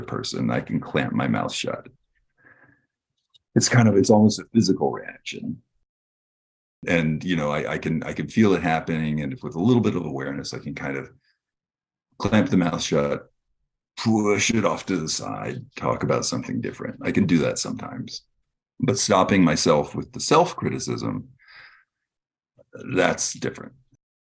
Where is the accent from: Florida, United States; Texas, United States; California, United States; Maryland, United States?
Texas, United States; grew up in Texas